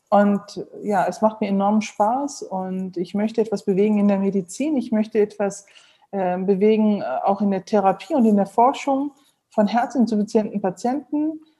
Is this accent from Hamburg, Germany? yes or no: no; Neuss, North Rhine-Westphalia, Germany; Ich bin, ähm, wie gesagt, in Neuss geboren und aufgewachsen, bin dort zur Schule gegangen, habe dann ähm, die äh, Uni in Düsseldorf besucht